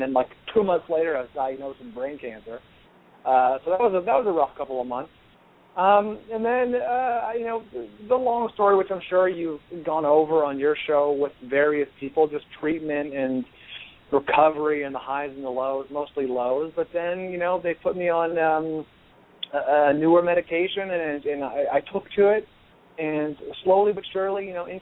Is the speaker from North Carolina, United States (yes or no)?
no; San Francisco Bay Area, California, United States; now in Los Angeles, United States; I'm from the Bay Area, the San Francisco Bay Area